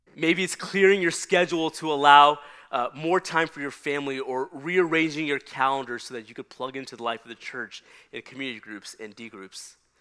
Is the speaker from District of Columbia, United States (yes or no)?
no; Texas, United States; we had the work of trying to uh, till and prepare the hard Texas soil